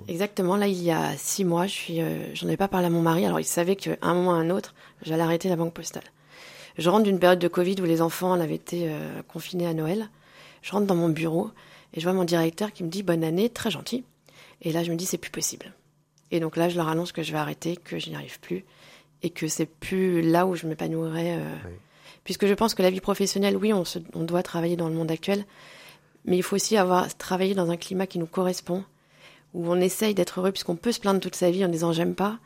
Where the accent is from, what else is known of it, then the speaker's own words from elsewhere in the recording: Moulins, Auvergne-Rhône-Alpes, France; also born or lived in Clermont-Ferrand / Nancy; nous sommes allés habiter à Moulins où j'ai fait toute ma scolarité. Mhm. Moulins dans l'Aillé.